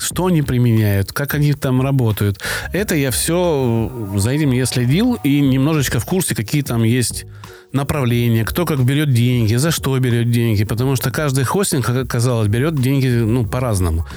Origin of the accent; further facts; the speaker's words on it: Krasnodar Krai, Russia; accent: Kuban soft g; у меня вот мягкое «г», да, кубанское. Я с Кубани